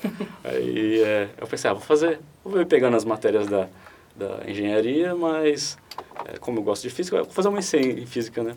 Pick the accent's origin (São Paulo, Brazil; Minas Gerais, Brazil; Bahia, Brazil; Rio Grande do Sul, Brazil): São Paulo, Brazil; Guarulhos; não, não sou do ABC, sou de é, Guarulhos, mas ainda é próximo